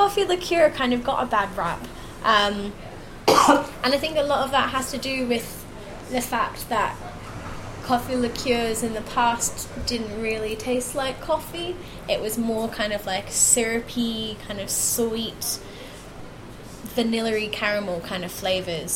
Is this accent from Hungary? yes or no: no; Melbourne, Victoria, Australia; now in United Kingdom; I'm originally from Melbourne, Australia